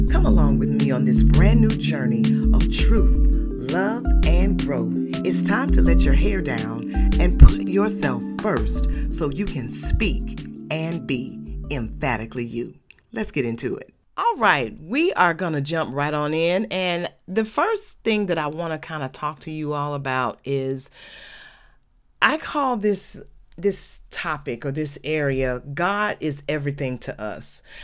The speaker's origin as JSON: {"language": "English", "town": "Atlanta", "region": "Georgia", "country": "United States", "tie": "born or raised there", "said": "when I was a child growing up in Adamsville"}